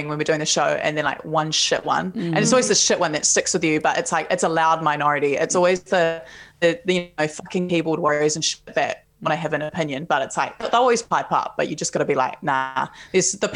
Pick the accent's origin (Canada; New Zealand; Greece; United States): New Zealand; Palmerston North, Manawatū-Whanganui; now in Auckland, New Zealand; I grew up in Palmerston North